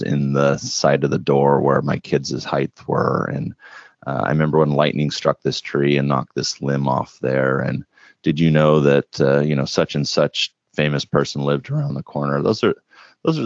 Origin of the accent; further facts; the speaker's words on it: Richland, Washington, United States; moved away as an adult; also born or lived in Vienna, Austria; now in Portland, United States; I grew up in Vienna, Austria for 3 years and then moved over to high school in the Tri-Cities, junior high and high school, Tri-Cities, Richland, Washington